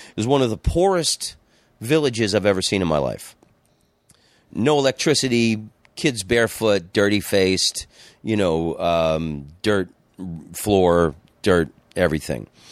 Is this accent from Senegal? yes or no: no; Florida, United States; moved away as an adult; also born or lived in New York City / Amsterdam; growing up in Florida, um, everybody had swimming pools